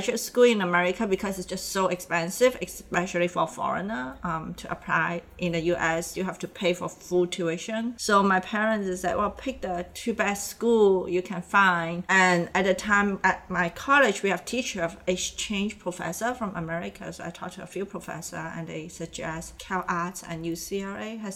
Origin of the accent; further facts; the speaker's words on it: Hong Kong; moved away; also born or lived in Indonesia; I'm from Hong Kong. I grew up in Hong Kong, but my family, they are from Indonesia